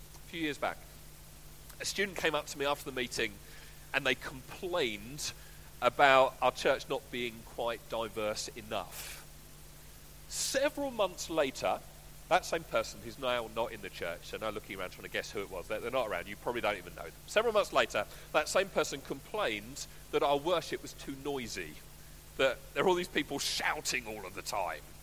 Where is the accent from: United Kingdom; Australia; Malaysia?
United Kingdom; I'm white British